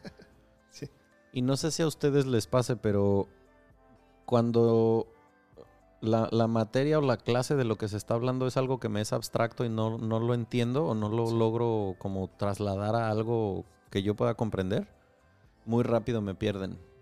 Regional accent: Michoacán, Mexico; yo crecí en Michoacán

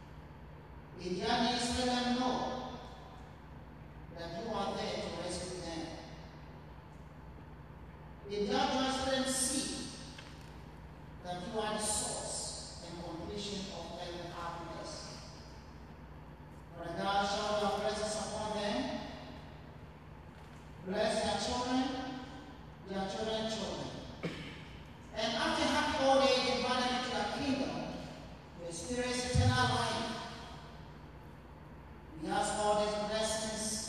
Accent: Ghana; moved away; I'm originally from Ghana

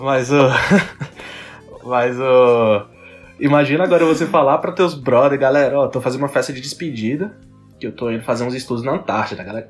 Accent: Brazil; eu sou brasileiro

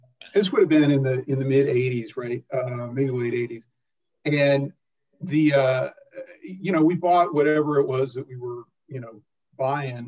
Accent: Odessa, Texas, United States; I grew up in Odessa, Texas, which is famous for football

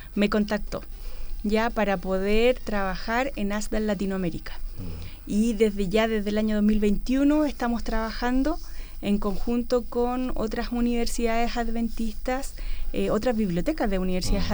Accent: Valparaíso, Chile; also born or lived in Los Ángeles, Chile; Después volví a Valparaíso, a mi ciudad natal.

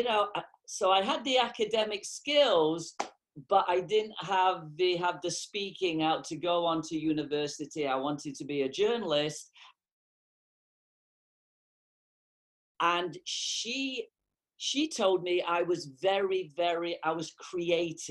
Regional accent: England, United Kingdom; moved away; also born or lived in North America; I was growing up in England. I'm from England originally.

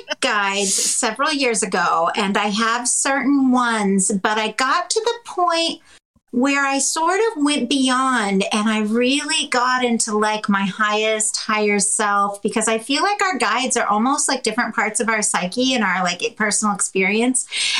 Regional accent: Canada; I'm French Canadian.

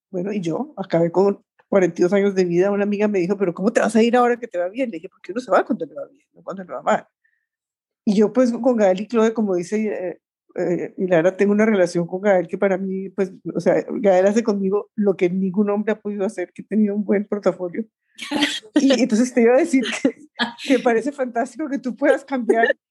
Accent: Colombia; en Colombia también tenemos una que, es de la eterna primavera, que es Bucaramanga

